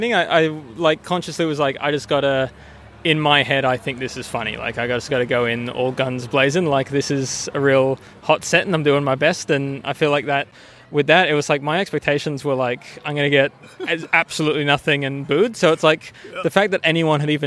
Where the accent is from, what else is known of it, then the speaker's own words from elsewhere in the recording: Canada; now in Australia; I grew up in Canada.